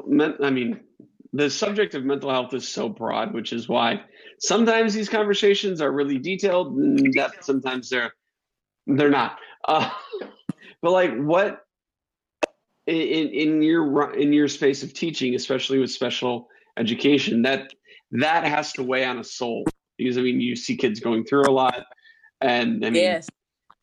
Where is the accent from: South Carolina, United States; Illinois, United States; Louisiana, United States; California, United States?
Illinois, United States; Rockford; I'm a guy from Rockford, Illinois